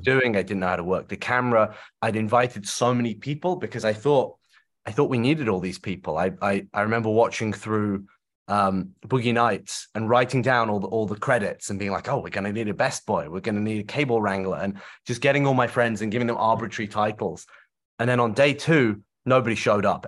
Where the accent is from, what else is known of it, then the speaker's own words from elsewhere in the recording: Shropshire, West Midlands, United Kingdom; I grew up in, I grew up in Shropshire in the, in the countryside